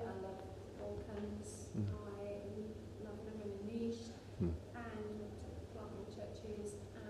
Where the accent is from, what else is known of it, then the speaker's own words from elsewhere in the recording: England, United Kingdom; moved away as an adult; now in Niš, Serbia; I'm from England. I've lived in Serbia for 20 years. And I love living in Yugoslavia. I love Balkans. I love living in Niche.